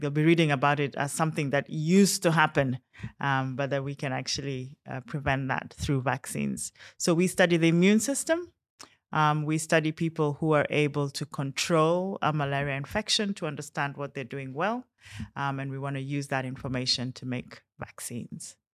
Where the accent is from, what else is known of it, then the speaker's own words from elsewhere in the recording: Kenya; now in London, United Kingdom; I'm Kenyan, uh, but I'm actually based at Imperial College in London